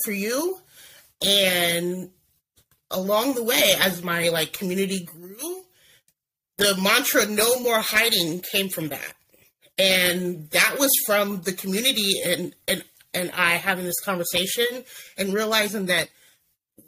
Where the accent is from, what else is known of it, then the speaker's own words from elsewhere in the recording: Oregon, United States; I born and raised in Oregon, currently live in Oregon.